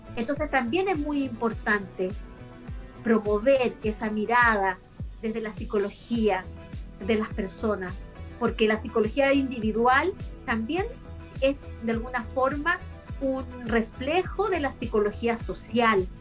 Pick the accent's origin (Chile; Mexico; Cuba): Chile; Osorno, Los Lagos; also born or lived in Puerto Montt; Yo nací el año 72 vivía en, en Osorno, ahí nací en Osorno